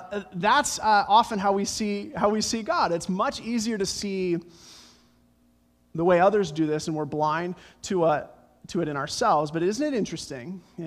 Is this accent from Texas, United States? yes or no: no; Colorado, United States; Growing up in Colorado, my favorite bumper sticker growing up, it's the Front Range, the Rocky Mountains